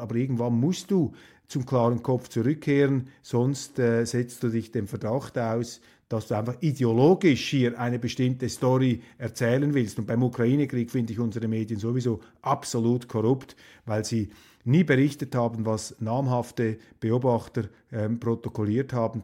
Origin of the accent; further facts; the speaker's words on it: Switzerland; als Schweizer